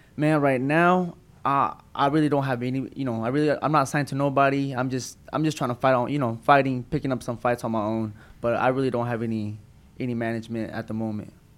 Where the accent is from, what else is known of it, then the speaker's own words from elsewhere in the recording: Tulsa, Oklahoma, United States; Born and raised in Tulsa, Oklahoma